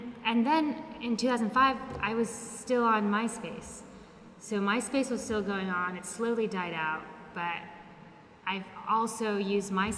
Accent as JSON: {"language": "English", "town": "Los Angeles", "region": "California", "country": "United States", "tie": "born or raised there", "moved": "as an adult", "lives_now": "Barcelona, Spain", "said": "I'm born and raised in Los Angeles, California, and I moved to Barcelona 6 years ago"}